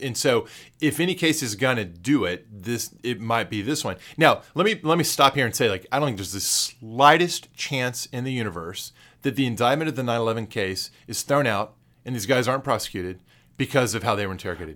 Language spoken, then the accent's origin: English; Texas, United States; as a Texan